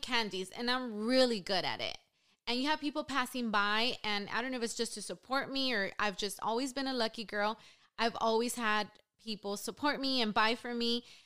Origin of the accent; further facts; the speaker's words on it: Los Angeles, California, United States; also born or lived in San Diego; Born and raised in East L A.